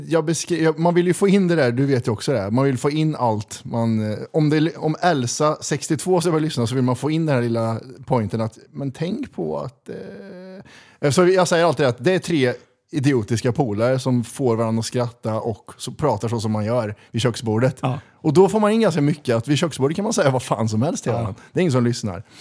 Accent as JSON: {"language": "Swedish", "town": "Kristinehamn", "region": "Värmland", "country": "Sweden", "tie": "born or raised there", "moved": "as an adult", "lives_now": "Stockholm, Sweden", "said": "Krillhörda, born and raised. Ja. Bodde där i 32 år"}